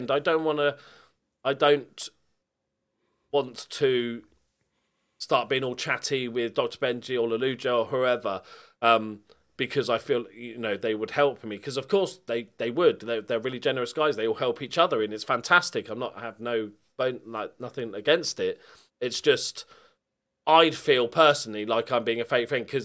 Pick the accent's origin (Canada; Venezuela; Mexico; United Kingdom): United Kingdom; Bournemouth, South West England; I'm from like, Bournemouth, so yeah, I'm about as far away in England as you can get from Liverpool.